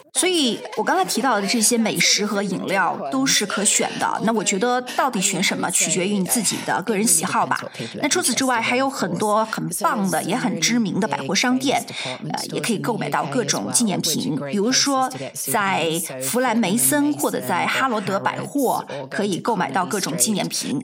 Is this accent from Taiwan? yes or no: no; south coast of Scotland, United Kingdom; 是来自于苏格兰南海岸地区